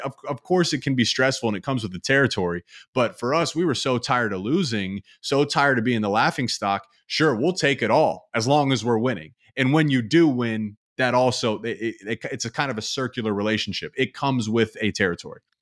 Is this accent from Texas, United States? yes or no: no; Columbus, Ohio, United States; I grew up in Columbus